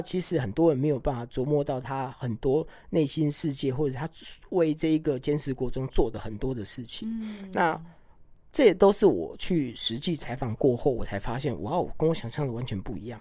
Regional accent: Hualien, Hualien County, Taiwan; 这个又是我的花莲，我出生的地方

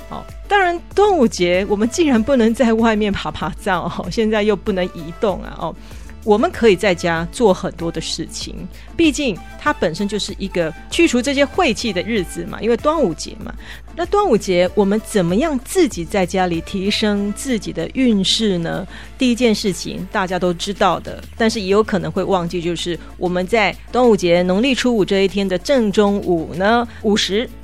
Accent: Taiwan; 我们台湾人讲的过日子

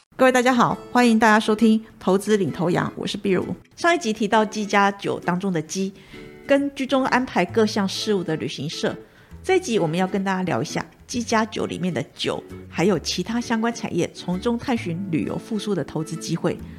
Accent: Taiwan; 我是从台湾来的

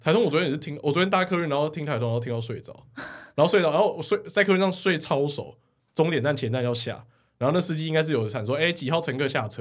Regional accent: Taiwan; 我是台湾人

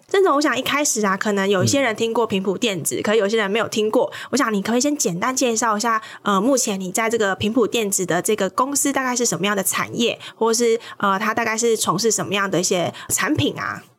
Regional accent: Kaohsiung, Taiwan; 我们家乡高雄

